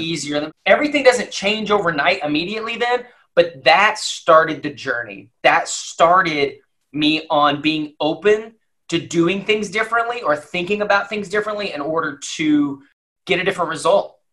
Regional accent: Lubbock, Texas, United States; now in Dallas, United States; I grew up in Lubbock, Texas, and in, in West Texas

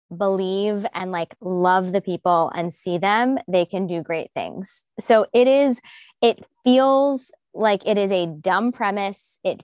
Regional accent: Midwest, United States; like from the Midwest, and I'm from the Midwest. I like Midwesterners.

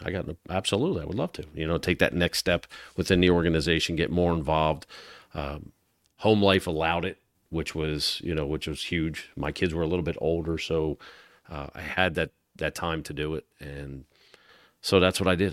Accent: Galloway, New Jersey, United States; growing up in South Jersey

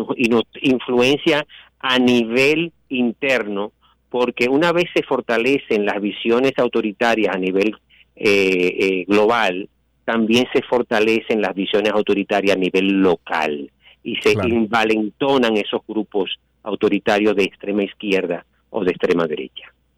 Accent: Santiago de los Caballeros, Santiago, Dominican Republic; como dominicano y como santiaguero

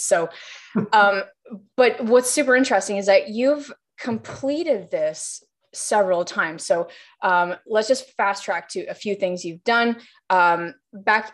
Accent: Canada; we're both Canadian

